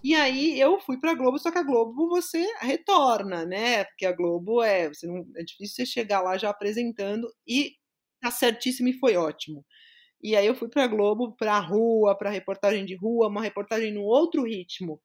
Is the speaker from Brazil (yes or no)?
yes; São Paulo, Brazil; Eu sou de São Paulo mesmo, sou paulistana da Gema, cresci na zona leste da capital